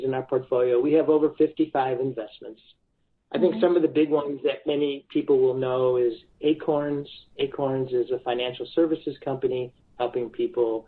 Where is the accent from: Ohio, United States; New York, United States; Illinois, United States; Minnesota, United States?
Illinois, United States; Chicago; I'm from Chicago. We're from the Midwest